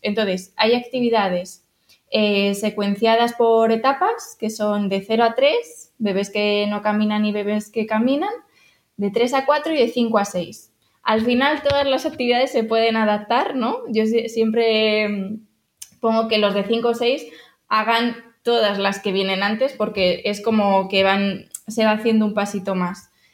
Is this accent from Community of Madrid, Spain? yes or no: yes; Madrid, Community of Madrid, Spain; moved away as an adult; somos de Madrid